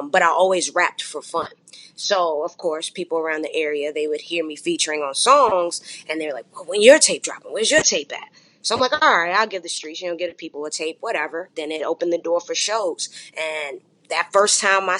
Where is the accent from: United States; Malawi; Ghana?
United States; Chesterfield County, Virginia; also born or lived in Fayetteville, North Carolina; I was raised in Virginia, Chesterfield County to be exact